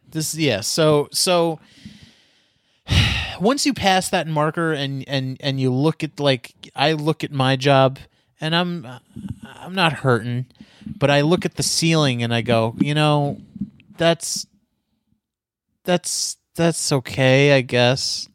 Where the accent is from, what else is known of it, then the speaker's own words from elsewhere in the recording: United States; I'm American, man. I'm an Amer-, I'm a red-blooded American